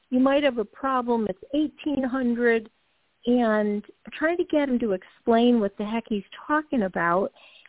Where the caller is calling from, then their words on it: Georgia, United States; Hi, Toni. … from Georgia.